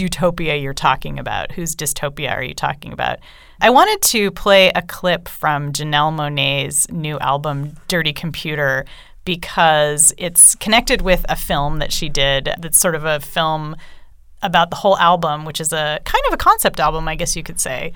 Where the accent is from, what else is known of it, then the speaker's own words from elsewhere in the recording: California, United States; I grew up in California